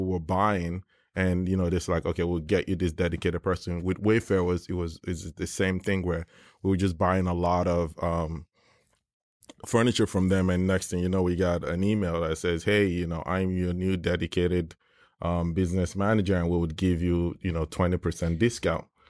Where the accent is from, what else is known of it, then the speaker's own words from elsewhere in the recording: Nigeria; moved away; I grew up in Nigeria